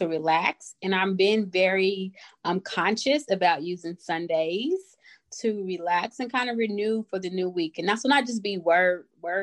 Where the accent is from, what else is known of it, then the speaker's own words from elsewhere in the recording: Kansas City, Missouri, United States; also born or lived in Johnson County, Kansas; I am a Kansas City native, born and raised.